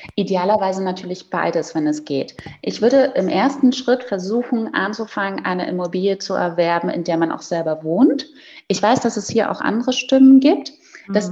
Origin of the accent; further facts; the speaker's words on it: Berlin, Germany; moved away; ich komme ja gebürtig aus Berlin